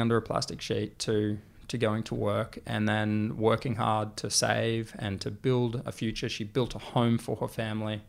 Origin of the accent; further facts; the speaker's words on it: Australia; the way we communicate as an Australian